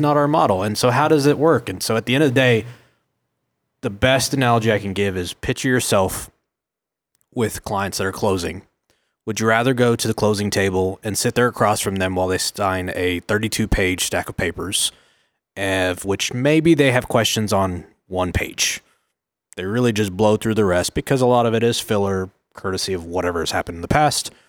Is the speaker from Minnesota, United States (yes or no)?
no; Oklahoma City, Oklahoma, United States; I was born and raised in Oklahoma City, tenth and council.